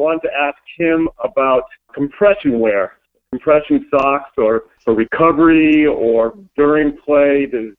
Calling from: Park City, Utah, United States; I'm calling from Park City, Utah.

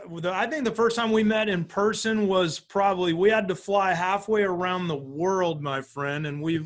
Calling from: Phoenix, Arizona, United States; I am at my office in the Phoenix area today. I'm in Arizona.

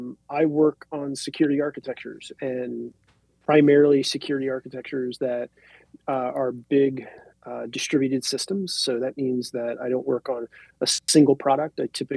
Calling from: Ohio, United States; I'm dialing in from Ohio.

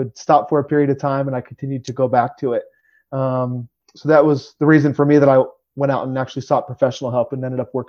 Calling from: Harrisburg, Pennsylvania, United States; I'm coming from Harrisburg, Pennsylvania today.

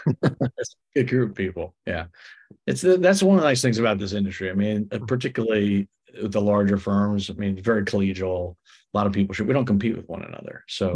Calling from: Seattle, Washington, United States; I'm in Seattle, my summer place.

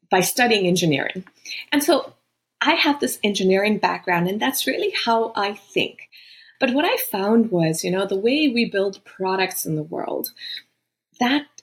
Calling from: Boston, Massachusetts, United States; I'm in Boston. It's been home for a while, but actually, you know, I've just lived in so many countries.

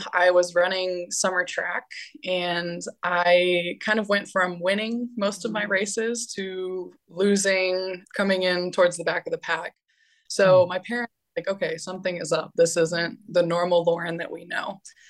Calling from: Valencia, Valencian Community, Spain; I am calling in from Valencia, Spain.

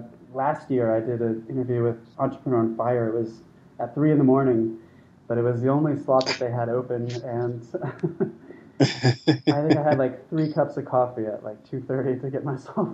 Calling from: Chiang Mai, Thailand; So I'm calling today from Chiang Mai.

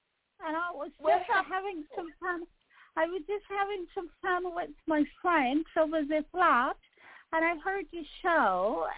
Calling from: London, United Kingdom; I'm calling you from London, actually. I'm calling from London.

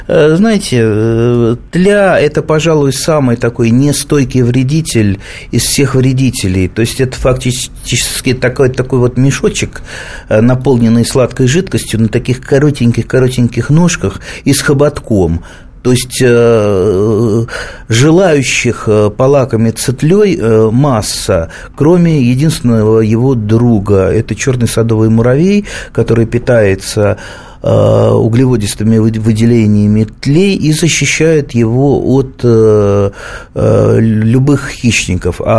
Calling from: Krasnoyarsk, Krasnoyarsk Krai, Russia; Здравствуйте, я здравствуйте из Красноярска маленький вопросик.

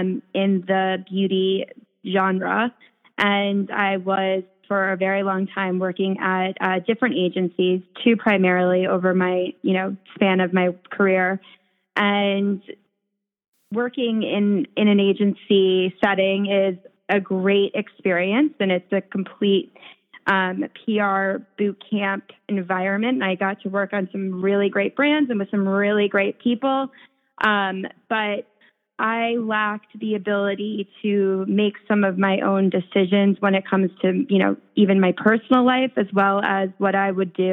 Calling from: New York City, New York, United States; I am calling in from the Upper East Side of Manhattan in my apartment where I am avoiding the 95 degree heat outside.

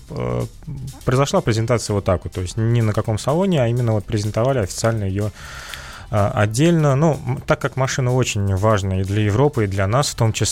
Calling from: Kazan, Tatarstan, Russia; Здравствуйте, добрейшего вам утра. Я из Казани.

